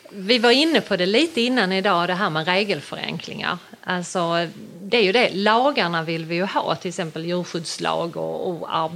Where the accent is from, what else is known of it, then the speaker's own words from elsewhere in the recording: Sjöbo, Skåne, Sweden; vi kommer ju från Sjöbo kommun då, och även aktiva i hela Skåne